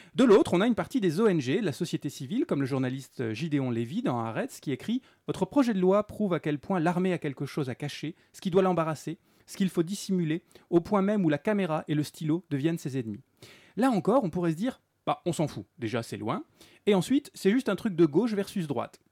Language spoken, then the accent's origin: French; France; nous en tant que Français